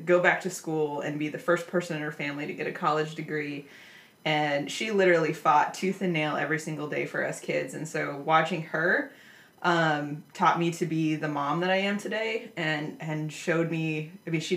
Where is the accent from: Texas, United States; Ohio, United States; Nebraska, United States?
Nebraska, United States; I grew up in Nebraska